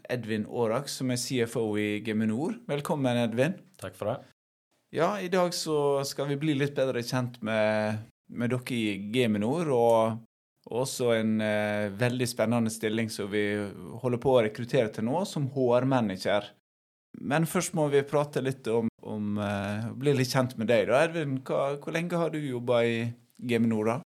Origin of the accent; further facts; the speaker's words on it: Haugesund, Rogaland, Norway; moved away as an adult; also born or lived in Bergen; now in Vikebygd, Norway; Jeg er fra Haugesund opprinnelig.